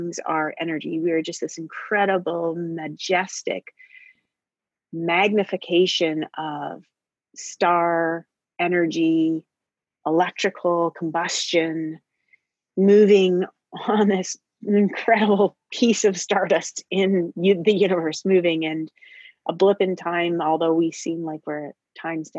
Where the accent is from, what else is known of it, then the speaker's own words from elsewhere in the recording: Canada; from these backgrounds of living in the north